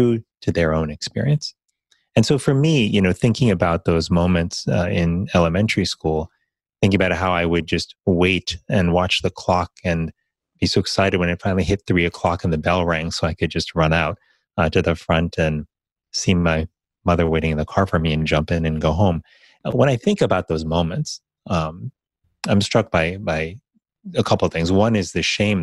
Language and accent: English; Miami, Florida, United States; growing up in Miami, Florida